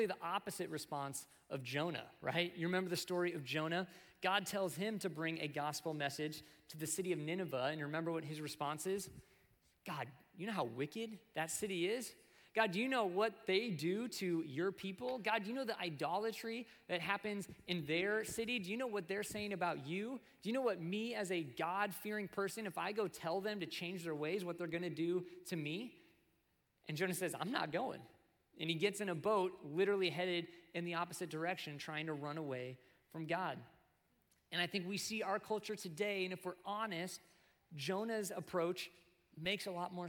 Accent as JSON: {"language": "English", "country": "United States", "said": "as American Christians"}